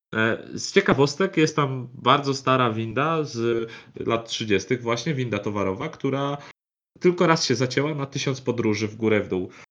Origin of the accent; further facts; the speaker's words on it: Bydgoszcz, Kuyavian-Pomeranian Voivodeship, Poland; ja pochodzę z Bydgoszczy